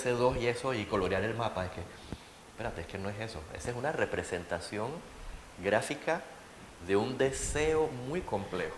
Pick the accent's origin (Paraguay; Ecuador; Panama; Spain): Panama; yo soy urbanista, estoy aquí, soy panameño